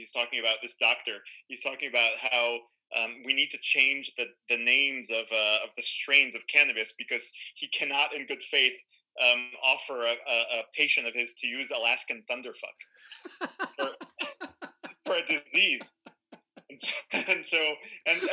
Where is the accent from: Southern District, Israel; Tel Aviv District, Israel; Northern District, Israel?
Tel Aviv District, Israel; Tel Aviv; moved away as an adult; I'm Israeli. I grew up in Tel Aviv